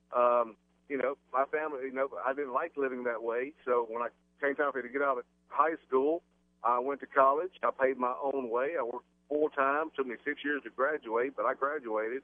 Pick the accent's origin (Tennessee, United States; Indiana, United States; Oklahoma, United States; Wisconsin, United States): Tennessee, United States; now in Midlothian, United States; I grew up in Tennessee